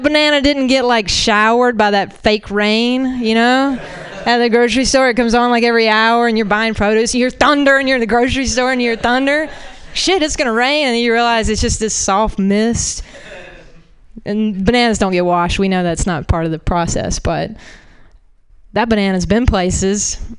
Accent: Florida, United States; I'm a Southerner. Florida doesn't count, I guess.

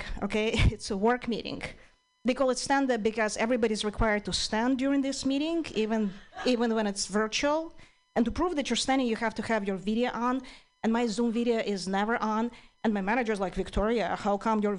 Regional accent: Ukraine; English is a second language; moved away as an adult; now in United States; I'm originally from Ukraine

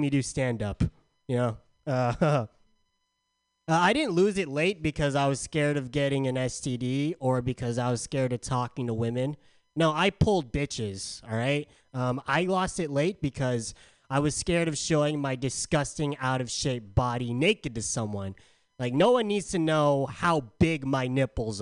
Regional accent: San Diego, California, United States; now in Bay Area, United States; I'm from San Diego.

